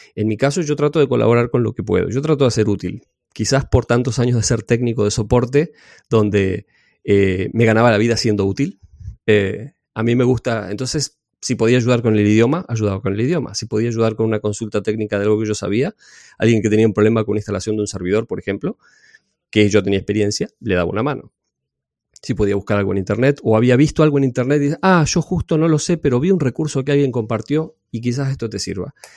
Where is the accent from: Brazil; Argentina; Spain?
Argentina; also born or lived in Necochea, Buenos Aires Province; yo soy de Argentina. Vivo en una ciudad de la costa que se llama Necochea